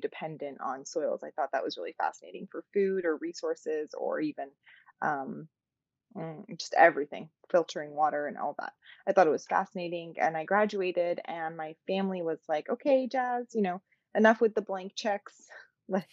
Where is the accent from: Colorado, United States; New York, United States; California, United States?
California, United States; San Francisco; was born and raised in San Francisco to Persian, awesome, beautiful Persian parents